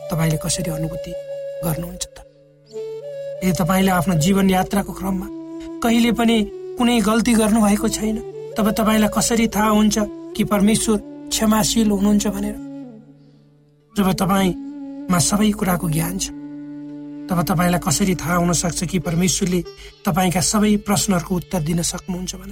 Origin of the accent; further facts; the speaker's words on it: Nepal; जब म सानो थिएँ मेरो बाल्य अवस्था नेपालको पूर्वी पहाडी भागको विकट गाउँमा बित्यो